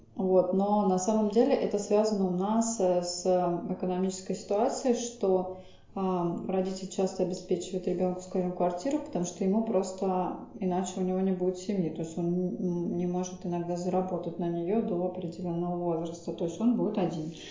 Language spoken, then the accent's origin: Russian; Saint Petersburg, Russia; Причем сама я из Питера